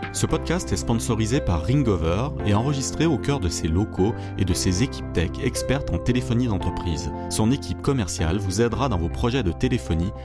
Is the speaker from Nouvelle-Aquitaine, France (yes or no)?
no; Saint-Étienne, Auvergne-Rhône-Alpes, France; je suis stéphanois